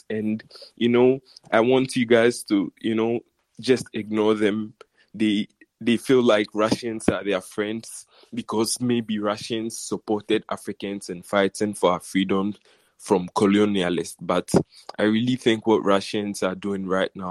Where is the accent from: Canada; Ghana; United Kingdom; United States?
Ghana; I'm actually from Ghana